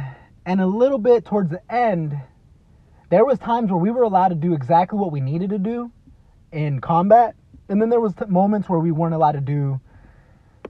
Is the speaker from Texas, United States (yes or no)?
yes; Dallas, Texas, United States; I grew up in a small town outside of Dallas, Texas